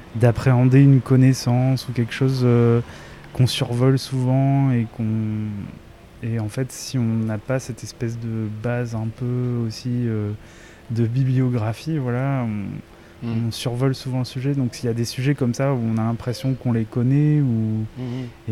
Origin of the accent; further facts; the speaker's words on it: Réunion; je viens de La Réunion et c'est un territoire colonisé.